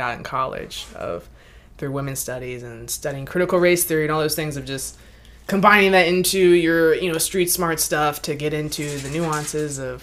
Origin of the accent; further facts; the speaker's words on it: Mechanicsville, Virginia, United States; I grew up in Mechanicsville, Virginia.